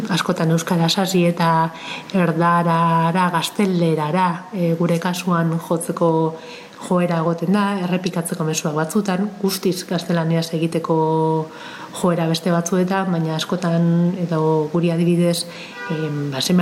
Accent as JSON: {"language": "Basque", "town": "Eibar", "region": "Basque Country", "country": "Spain", "said": "ni eibartarra naiz"}